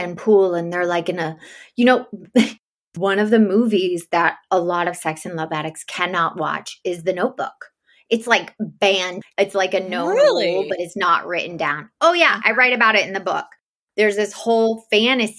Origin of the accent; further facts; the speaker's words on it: the South, United States; now in Los Angeles, United States; I was raised in the South